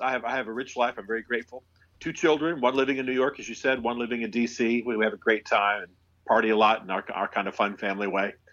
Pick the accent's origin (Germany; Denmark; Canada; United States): Germany; My unusual life is that I, it begins with the fact that I was raised in Europe. My father was an army officer Oh. And uh, so he was a military intelligence officer and a Russian linguist, special forces. And so I actually grew up in Germany.